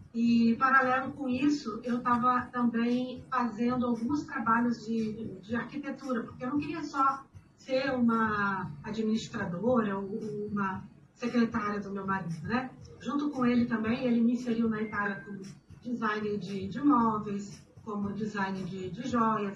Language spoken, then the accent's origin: Portuguese; Rio de Janeiro, Brazil; moved away as an adult; now in Liechtenstein; como é que é sair do Rio de Janeiro, é, que eu vim do Rio